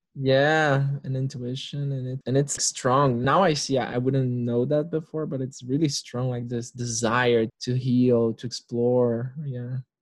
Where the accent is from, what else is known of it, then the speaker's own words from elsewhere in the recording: Brasília, Federal District, Brazil; I'm in Brasilia, Brazil, the capital of Brazil, for those that don't know. And it's my hometown. This is where I was born.